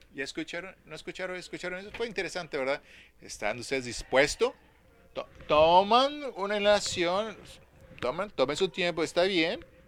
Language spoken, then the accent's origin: Spanish; Dallas, Texas, United States; como niño creciendo en Dallas, Texas